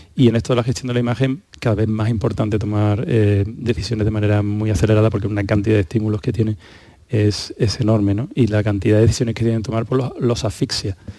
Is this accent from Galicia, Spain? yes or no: no; Málaga, Andalusia, Spain; now in Seville, Spain; yo, que vivo en Sevilla, aunque soy de Málaga